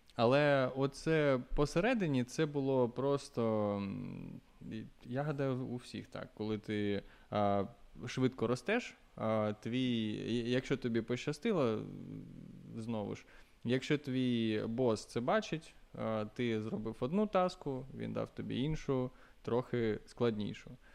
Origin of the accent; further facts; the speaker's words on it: Luhansk, Luhansk Oblast, Ukraine; moved away as an adult; also born or lived in Kharkiv; я з Луганська